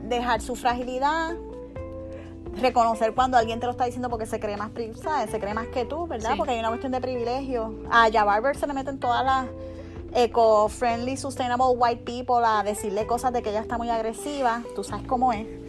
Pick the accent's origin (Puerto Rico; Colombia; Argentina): Puerto Rico; moved away as an adult; also born or lived in San Juan; now in Miami, United States; me mudé de Puerto Rico aquí